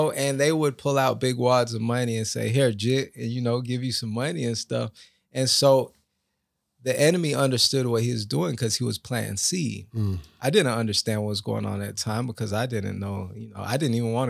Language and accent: English; Lake Worth, Florida, United States; I was raised in Lake Worth, Florida, around a lot of drug neighborhood, drug-infested neighborhood, and as a young man, you're looking to see what you can model.